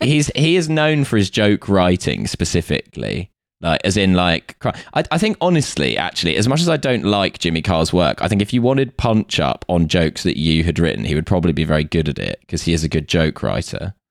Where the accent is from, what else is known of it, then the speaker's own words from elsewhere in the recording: United Kingdom; having grown up in a household full of people who do and being British